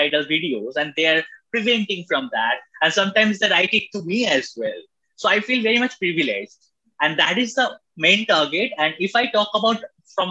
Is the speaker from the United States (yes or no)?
no; India; as we being an Indian